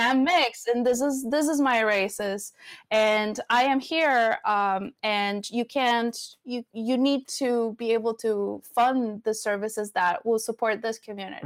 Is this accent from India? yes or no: no; Venezuela; first language Spanish; English is a second language; also born or lived in Florida; now in Portland, United States; I grew up in Venezuela